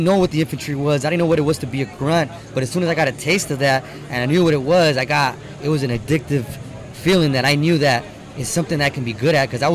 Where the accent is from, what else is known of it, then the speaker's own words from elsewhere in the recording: Los Angeles, California, United States; I growing up in Southeast Los Angeles, East